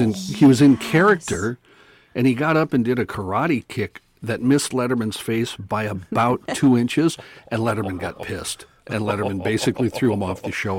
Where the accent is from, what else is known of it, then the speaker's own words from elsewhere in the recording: Bismarck, North Dakota, United States; I grew up in Bismarck, North Dakota